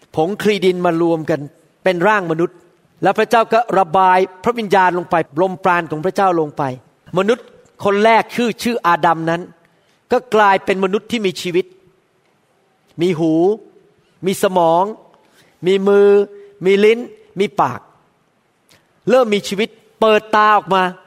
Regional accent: Thailand; accent: Thai; moved away as an adult; now in United States; ผมเป็นหมอคนไทย

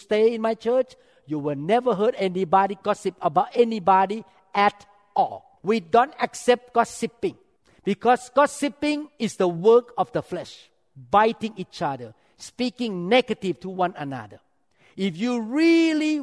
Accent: Thailand; moved away; I grew up in Thailand

